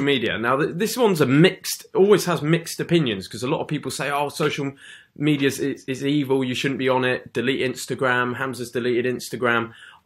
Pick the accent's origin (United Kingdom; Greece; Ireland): United Kingdom; England; Being in the UK for me, I'm just a normal guy, I'm an English guy in the UK